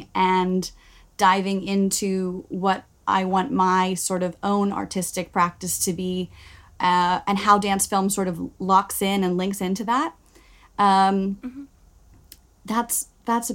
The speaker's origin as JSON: {"language": "English", "country": "Bermuda", "also_born_or_lived": "Glasgow, Scotland / New York", "moved": "as an adult", "lives_now": "London, United Kingdom", "said": "I come from Bermuda originally, and I did my degree in Glasgow, Scotland. And then I lived in New York for a year, and then I moved to London."}